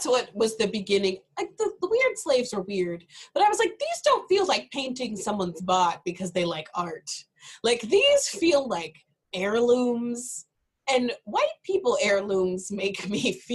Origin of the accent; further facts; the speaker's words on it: South Carolina, United States; now in Iowa, United States; I'm from South Carolina and I moved to Iowa